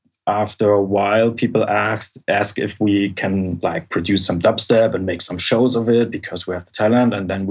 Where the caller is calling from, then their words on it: Berlin, Germany; I'm calling from Berlin.